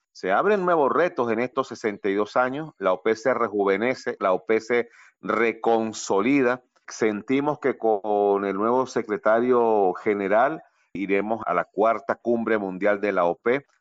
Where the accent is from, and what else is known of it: Venezuela